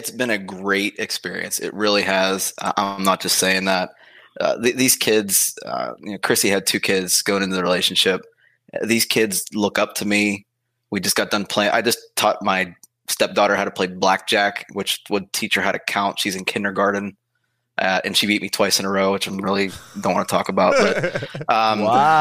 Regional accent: Pittsburgh, Pennsylvania, United States; also born or lived in Virginia; I'm originally from Virginia, but I was only there for like a week. So I'm from Pittsburgh

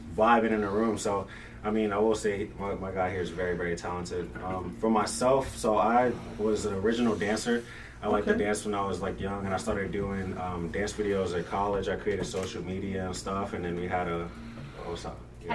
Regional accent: Virginia, United States; also born or lived in Brooklyn, New York; I was born in Brooklyn, but raised in Virginia

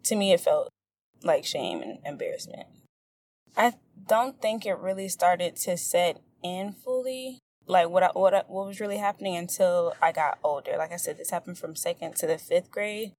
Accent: St. Petersburg, Florida, United States; I'm from St. Petersburg, Florida

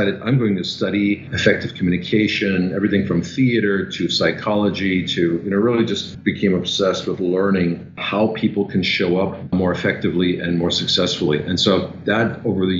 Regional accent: Germany; English is a second language; moved away as an adult; also born or lived in Vienna, Austria; now in New York City, United States; So I'm originally from Germany, and I left Germany in my early 20s

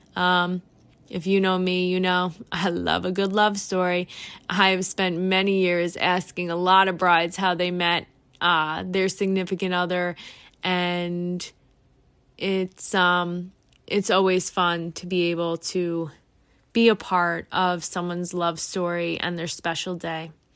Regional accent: New York, United States; I am from New York

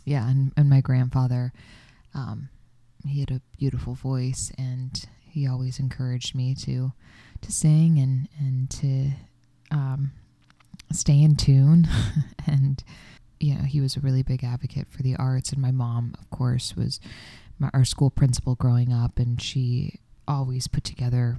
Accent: Florida, United States; moved away; I'm from Florida

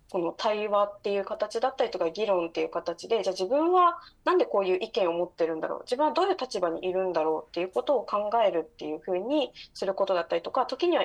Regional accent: Okinawa, Japan; 私はその沖縄県出身だって沖縄にルーツがある人

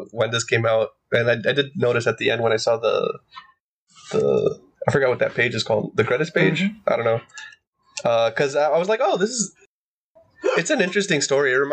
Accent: Wales, United Kingdom; yeah, I'm actually Welsh. Did you know that?

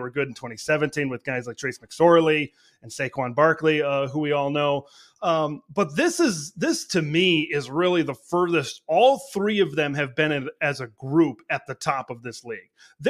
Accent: Wisconsin, United States; I grew up in Wisconsin as well

